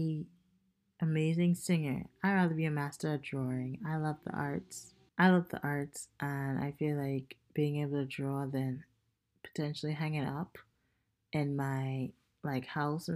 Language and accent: English; Bahamas; now in Tampa, United States; Living in Tampa, I'm not that close to the ocean, I feel. Like, growing up in the Bahamas